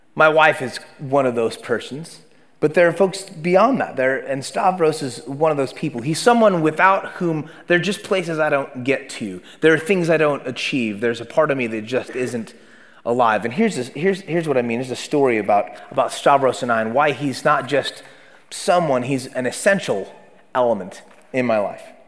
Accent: Oakland, California, United States; born and raised in Oakland, California

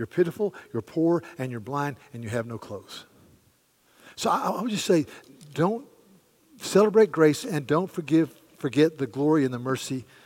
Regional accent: the American South, Southern United States, United States; as we southerners

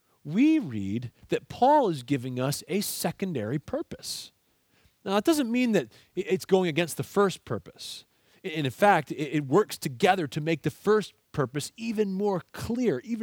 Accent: Aylmer, Ontario, Canada; I grew up in Aylmer, Ontario, in Canada

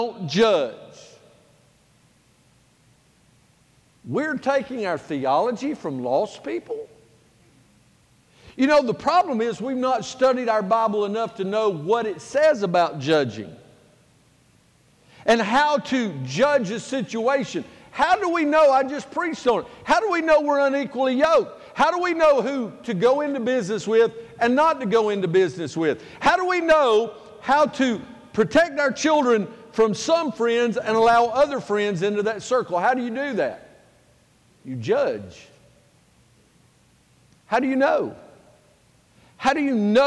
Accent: United States; I am an American

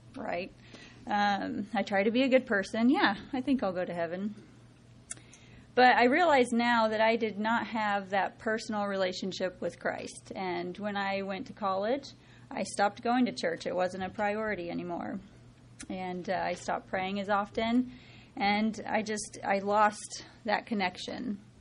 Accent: Osborne, Kansas, United States; I grew up in Osborne, Kansas. It's a very small community, about four hours west of here.

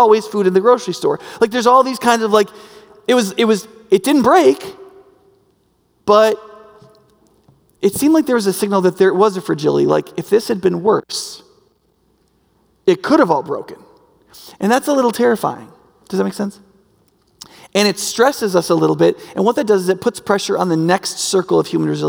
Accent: United States; predominantly among us as Americans and as American Christians

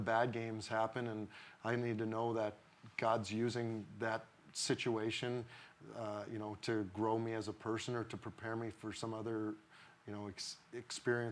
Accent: Blaine, Minnesota, United States; moved away as an adult; also born or lived in St. Louis; I grew up in Blaine, went to Smiley Park Schools, played hockey and baseball there.

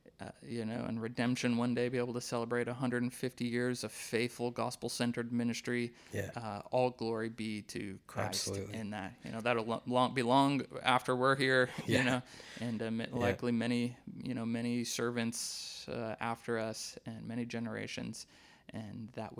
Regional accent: Wisconsin, United States; the little Methodist church that I grew up in Wisconsin

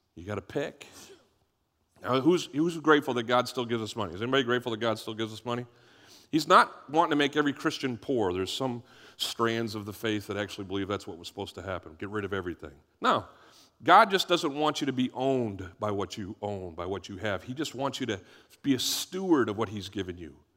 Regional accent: United States; I'm an American

